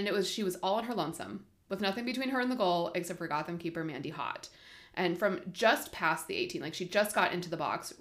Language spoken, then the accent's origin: English; Southern California, United States; I'm from Southern California.